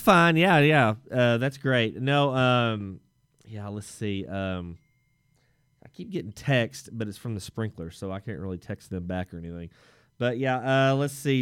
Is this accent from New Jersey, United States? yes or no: no; Texas, United States; as a Texan